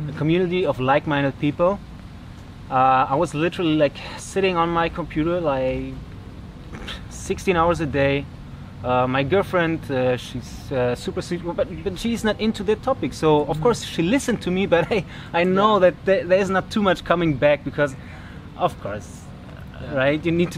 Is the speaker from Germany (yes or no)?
yes; Germany; English is a second language; I'm from Germany.